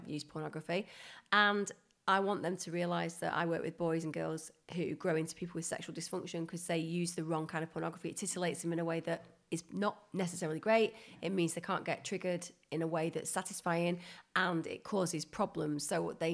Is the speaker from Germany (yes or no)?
no; Bury, North West England, United Kingdom; Bury, where I grew up